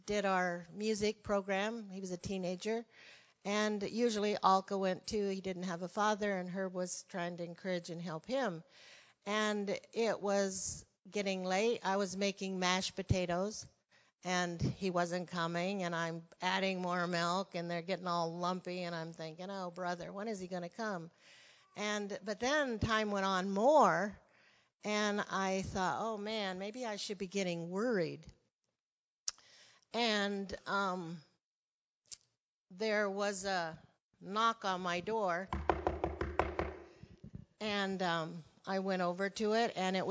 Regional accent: Arizona, United States; moved away as an adult; also born or lived in Brazil / Portugal / Russia; I was from Arizona

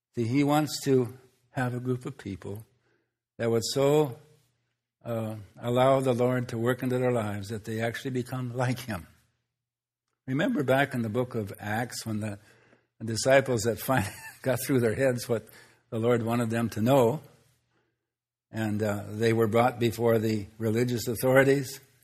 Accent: Minnesota, United States; where I grew up in Minnesota

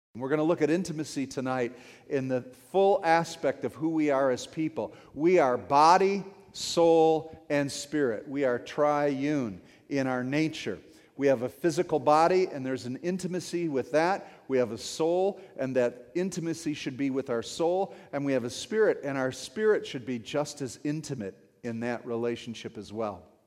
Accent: St. Clair Shores, Michigan, United States; I grew up in Saint Clair Shores, hockey town, right?

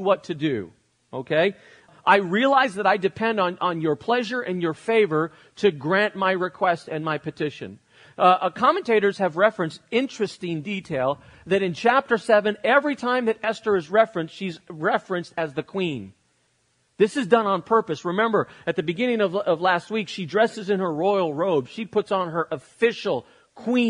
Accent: United States; I'm an American living in the 21st century

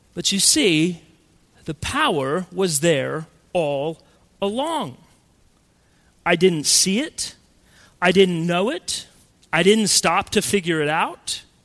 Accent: Colorado, United States; When I was a kid growing up in Colorado

